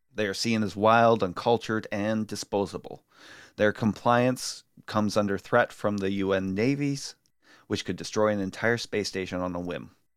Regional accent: Ireland; an Irish person in that with a, with an ailing mother right now

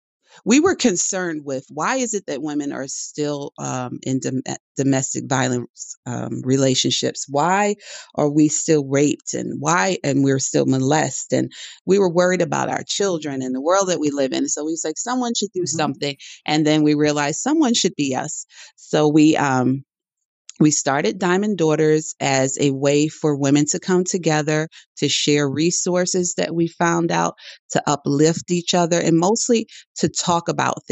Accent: New York City, New York, United States; I was born in the Bronx, New York, and I think I owe my writing style to where I was brought up.

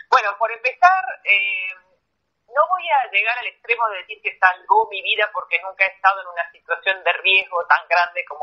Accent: Argentina; moved away; yo estoy lejos de la Argentina, nunca en mi vida desde que me fui de Argentina he pasado tanto tiempo sin volver a mi país, mi mamá está allá

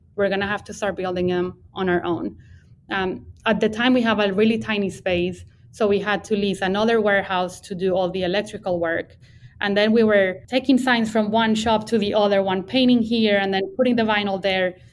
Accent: Bogota, Colombia; English is a second language; now in Texas, United States; I grew up in in Bogota, Colombia. That's where I'm from

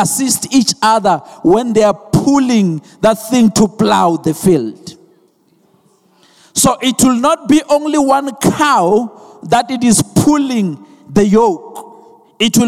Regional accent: Venda, Limpopo, South Africa; I'm from Venda, so there are cows there. So we grow up with cows

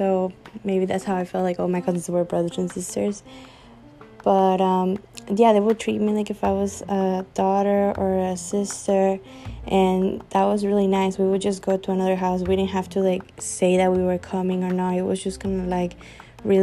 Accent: Venezuela; moved away; I'm from Venezuela

